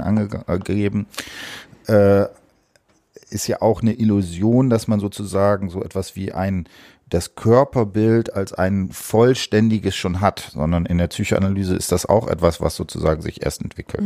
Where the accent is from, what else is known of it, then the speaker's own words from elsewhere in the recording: Osnabrück, Lower Saxony, Germany; ich komme auch aus Osnabrück